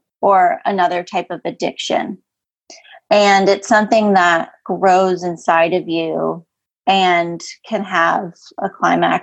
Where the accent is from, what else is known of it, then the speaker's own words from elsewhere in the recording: Western Massachusetts, United States; I grew up in Western Massachusetts, small, middle of nowhere town.